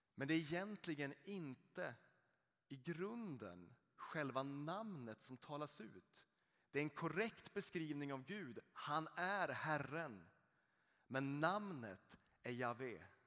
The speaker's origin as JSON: {"language": "Swedish", "region": "rural Norrland", "country": "Sweden", "tie": "born or raised there", "said": "Jag är uppvuxen uppe i ett litet samhälle ute i den norrländska landsbygden"}